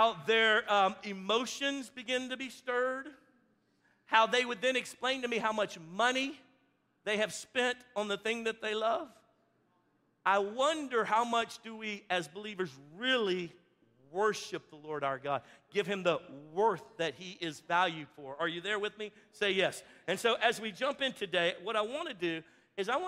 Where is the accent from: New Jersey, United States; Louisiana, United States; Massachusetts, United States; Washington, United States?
Louisiana, United States; I'm from Louisiana